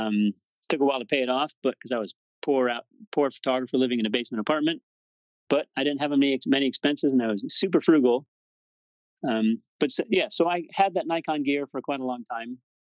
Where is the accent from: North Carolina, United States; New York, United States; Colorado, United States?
Colorado, United States; moved away; also born or lived in Boston / Fort Collins, Colorado; I decided to move to Colorado, which was actually my home state. That's where I was born